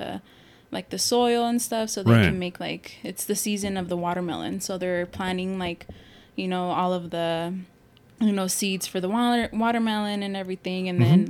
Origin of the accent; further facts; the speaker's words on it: Summerton, South Carolina, United States; well, I grew up in Summerton, you know, obviously.